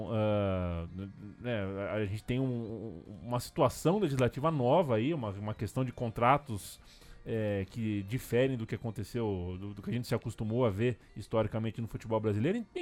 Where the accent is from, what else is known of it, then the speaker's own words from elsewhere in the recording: São Paulo, Brazil; É, Cangaíba